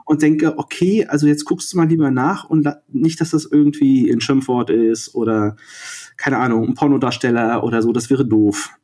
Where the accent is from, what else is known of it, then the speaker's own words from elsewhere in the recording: Rostock, Mecklenburg-Vorpommern, Germany; ich bin 1979 in Rostock geboren